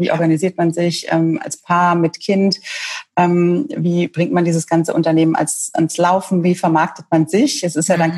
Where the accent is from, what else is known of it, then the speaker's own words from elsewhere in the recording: Franconia, Bavaria, Germany; now in Munich, Germany; Ich bin gebürtige Fränkin, ähm, mittlerweile Wahlmünchnerin